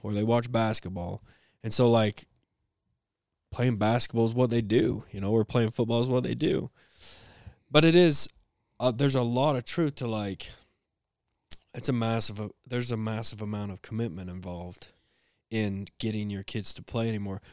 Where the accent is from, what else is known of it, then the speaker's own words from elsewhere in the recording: Fayette, United States; moved away; growing up in Fayette